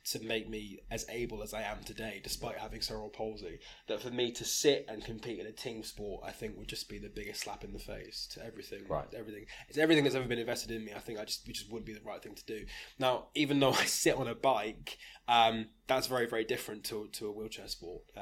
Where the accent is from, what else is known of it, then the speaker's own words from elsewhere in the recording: Rugby, West Midlands, United Kingdom; Now I, I was born in Rugby went to school in Rugby